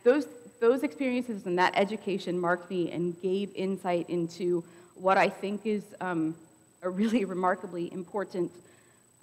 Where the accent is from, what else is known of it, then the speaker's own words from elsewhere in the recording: Columbiana, United States; I grew up in Columbiana. I've been here all of my life